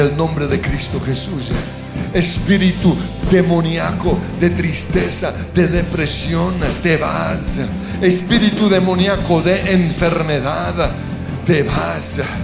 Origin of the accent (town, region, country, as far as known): Colombia